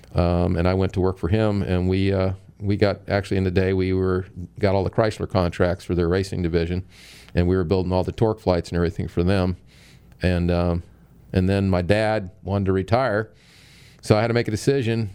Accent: St. Petersburg, Florida, United States; I was born here in St. Pete

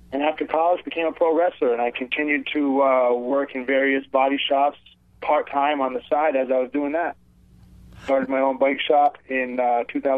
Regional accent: Providence, Rhode Island, United States; moved away as an adult; now in Southern California, United States; born and raised in Providence, Rhode Island.

